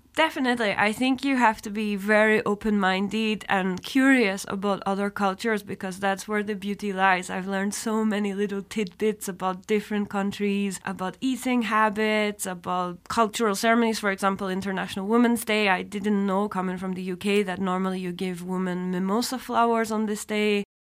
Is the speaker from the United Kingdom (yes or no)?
yes; Scotland, United Kingdom; moved away as an adult; also born or lived in Edinburgh / Atlanta, United States; now in Luxembourg; I was born in Scotland